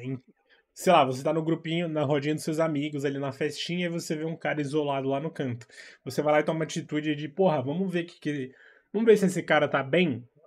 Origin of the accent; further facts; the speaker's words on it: São Paulo, Brazil; eu sou daqui de São Paulo